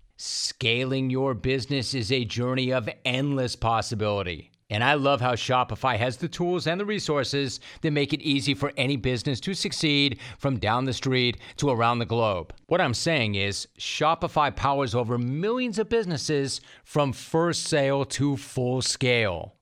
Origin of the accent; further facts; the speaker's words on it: Los Angeles, California, United States; I'm an LA native